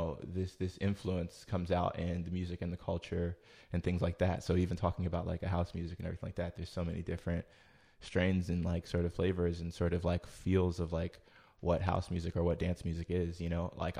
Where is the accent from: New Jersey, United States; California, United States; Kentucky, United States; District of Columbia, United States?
New Jersey, United States; also born or lived in Philadelphia, Pennsylvania; I was born in Philly, but I was raised in Jersey. You know what I mean? I was just born in Philly because of like, you know, my mom having a doctor there essentially.